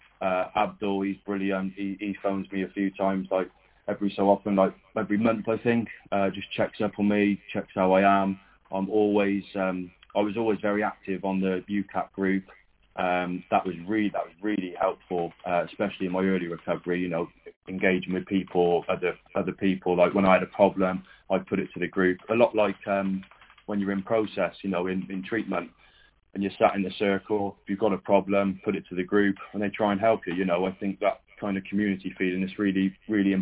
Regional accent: Cheltenham, South West England, United Kingdom; he said, where do you come from? I said, Cheltenham

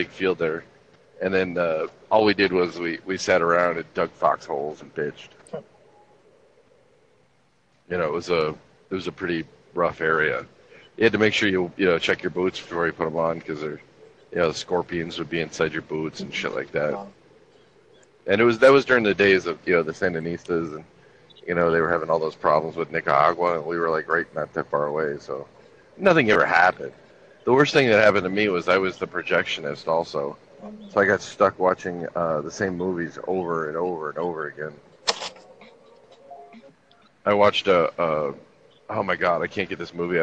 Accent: Los Angeles, California, United States; moved away as an adult; also born or lived in Fort Bragg, North Carolina; I grew up in Los Angeles, which is very multicultural

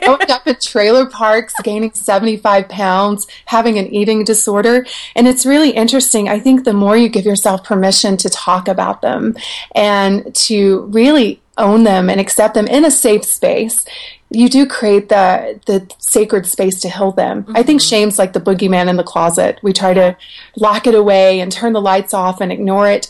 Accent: the South, United States; I grew up in the South in trailer parks

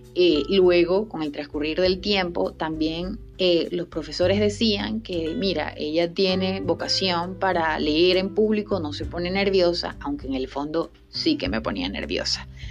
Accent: Venezuela; la sacó de mi país, la sacó de Venezuela

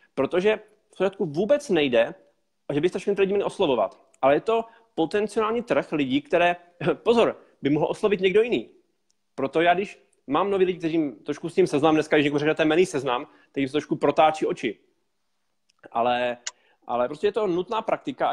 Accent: Moravia, Czechia; also born or lived in Prague; Já jsem se tam narodil a celý život jsem šel na Moravě

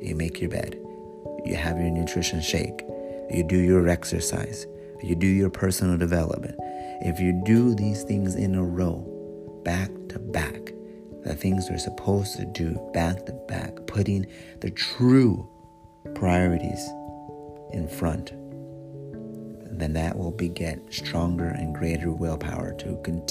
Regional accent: United States; first language English; I am American. English is my one and only language.

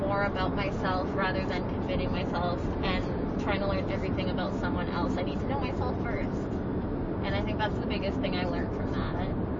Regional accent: Saskatoon, Saskatchewan, Canada; moved away; also born or lived in Canmore / Vancouver Island; Yeah, I'm from Saskatoon

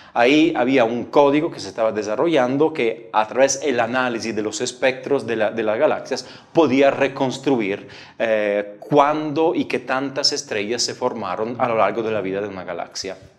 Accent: Italy; moved away; also born or lived in Padua; yo soy italiano

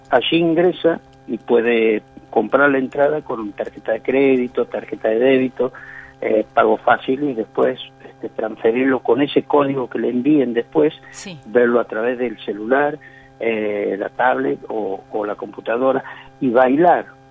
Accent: Santiago del Estero, Argentina; yo soy de Santiago del Estero

